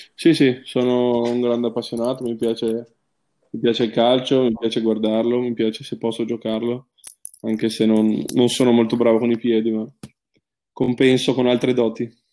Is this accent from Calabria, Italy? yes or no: no; Trieste, Friuli-Venezia Giulia, Italy; io essendo triestino eh, sono cresciuto comunque andando a guardare la Triestina